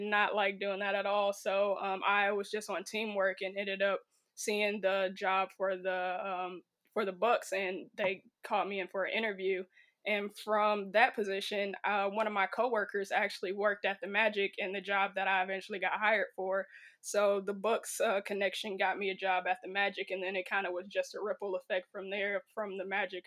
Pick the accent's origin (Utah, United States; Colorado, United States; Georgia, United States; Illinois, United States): Illinois, United States; right outside of Chicago; moved away; I'm originally from Illinois, right outside of Chicago, about fifteen minutes